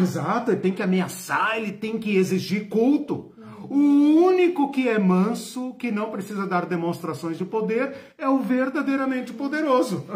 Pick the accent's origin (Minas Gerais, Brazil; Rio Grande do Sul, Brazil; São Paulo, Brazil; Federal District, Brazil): São Paulo, Brazil; eu sou paulistano, sou de São Paulo